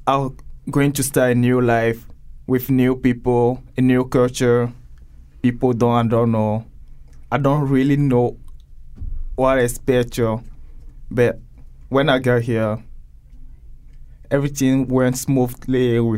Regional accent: Togo; English is a second language; moved away as an adult; now in Connecticut, United States

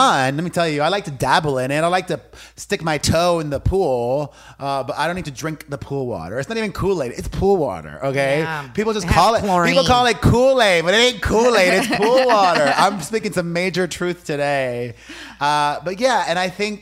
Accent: Miami, Florida, United States; growing up in Miami, my Cuban immigrant parents

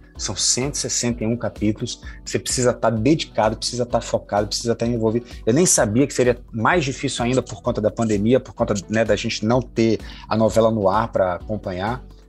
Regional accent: Salvador, Bahia, Brazil; now in Rio de Janeiro, Brazil; Eu sou de Salvador, moro no Rio há muito tempo.

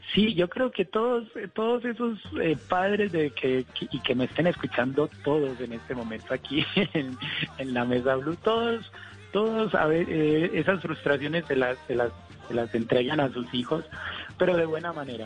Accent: Colombia

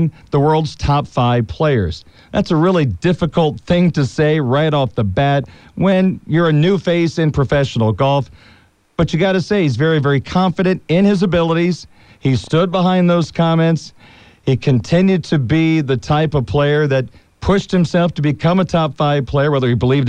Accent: United States; now in South Bend, United States; American golf fans

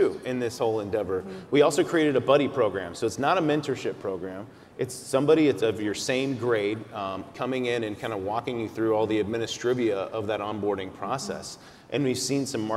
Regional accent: Texas, United States; I'm from Texas

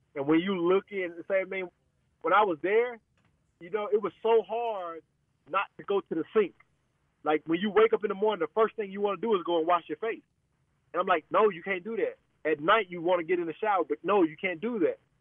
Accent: United States; as an American

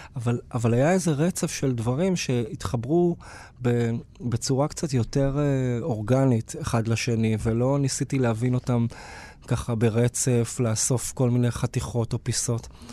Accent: Beersheba, Southern District, Israel; גדלתי בבאר שבע

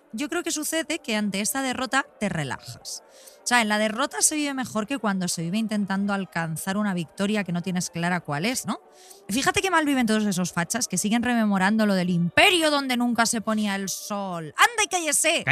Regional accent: Spain; first language Spanish; also born or lived in London; haber nacido y crecido en este país y no en otro.

